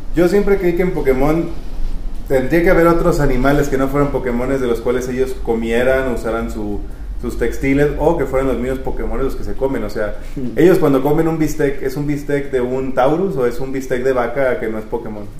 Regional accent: Mexico; crecimos jugando tazos en México

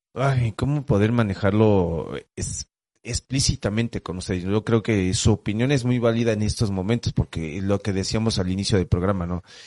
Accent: Mexico; como todo mexicano

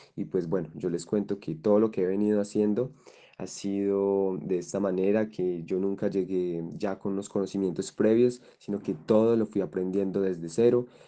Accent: Colombia; soy un joven colombiano de 21 años

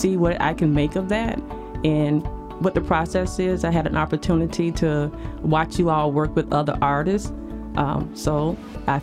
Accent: Mount Dora, Florida, United States; now in Frederick, Maryland, United States; I grew up in Mount Dora, Florida

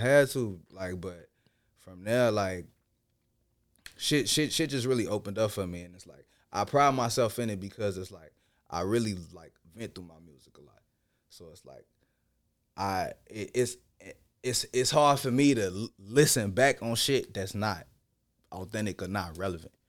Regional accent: Chicago, Illinois, United States; also born or lived in Ghana; growing up in Chicago

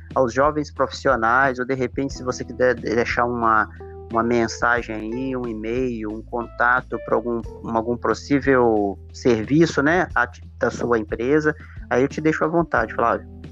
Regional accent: Viçosa, Minas Gerais, Brazil; moved away as an adult; also born or lived in Amapá; now in Imperatriz, Brazil; eu sou lá de Viçosa, Minas

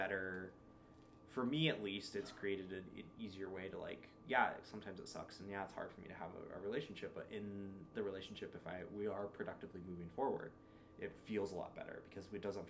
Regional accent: United States; I am Hispanic and it's something that, like, I lost out growing up in America

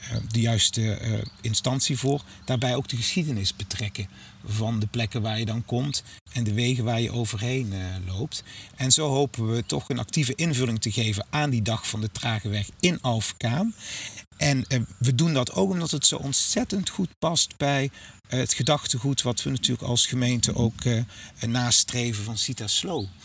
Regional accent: Limburg, Netherlands; En er zijn andere delen in het land. Eh, ook Midden-Limburg, waar ik vandaan kom, waar die ruilverkaveling eh, nog tot grootschalige

